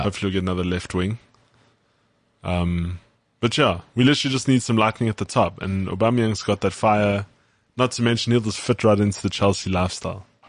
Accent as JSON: {"language": "English", "country": "South Africa", "accent": "South African"}